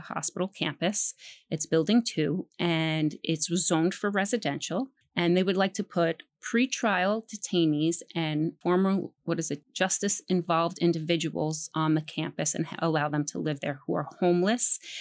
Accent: New York City, New York, United States; also born or lived in Pelham Bay, Bronx / Morris Park, Bronx; I grew up in Throg's Neck.

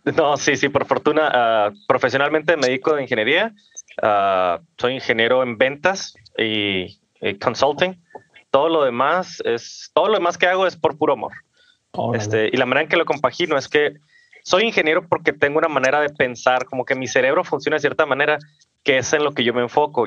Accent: Ciudad Juárez, Chihuahua, Mexico; yo soy de Ciudad Juárez, Chihuahua, nacido y crecido aquí.

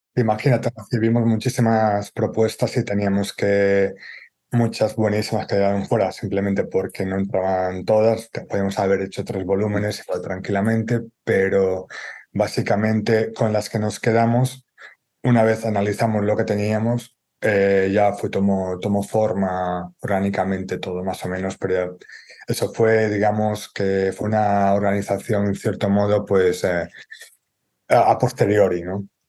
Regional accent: Galicia, Spain; como gallego

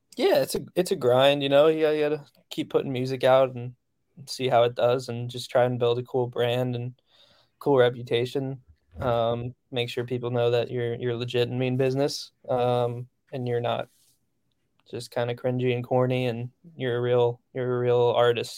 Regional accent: central New Jersey, United States; moved away; also born or lived in Nashville; I grew up, like, in central Jersey

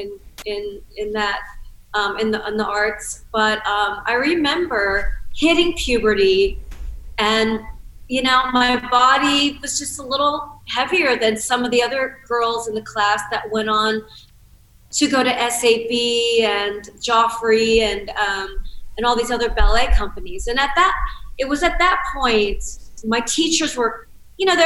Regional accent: Cincinnati, Ohio, United States; I grew up in Cincinnati, Ohio

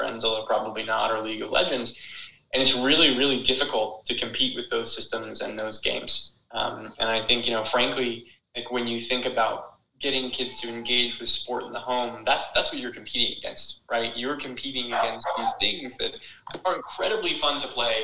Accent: Florida, United States; growing up in Florida

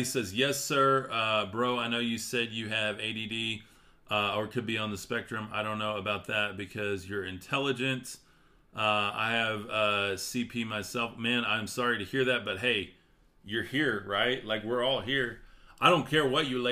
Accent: West Texas, United States; I'm from West Texas

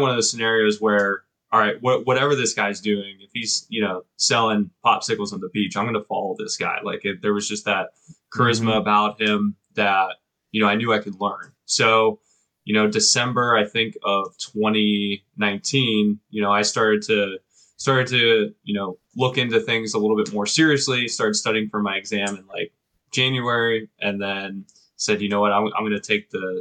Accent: Pittsburgh, Pennsylvania, United States; also born or lived in Cleveland; I was born and raised in the Pittsburgh area

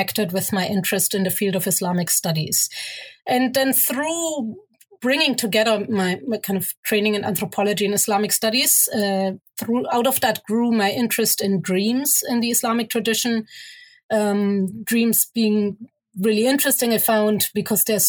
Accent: Germany; also born or lived in Egypt; growing up in Germany, but going to Egypt pretty much every year, which is where my mother is from

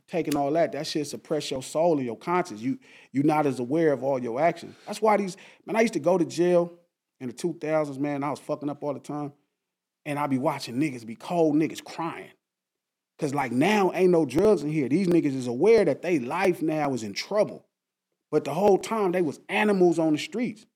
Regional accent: Compton, California, United States; I grew up in Compton

